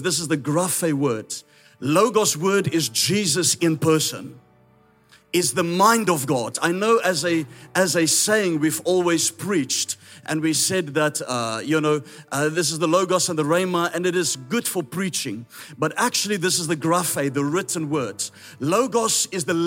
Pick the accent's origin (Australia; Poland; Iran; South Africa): South Africa; accent: Afrikaans; first language Afrikaans; English is a second language; I'm Afrikaans, that's why my accent is a little bit strange.